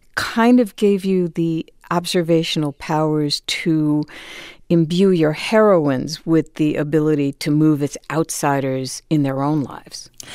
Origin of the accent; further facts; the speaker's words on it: New Haven, Connecticut, United States; I'm from New Haven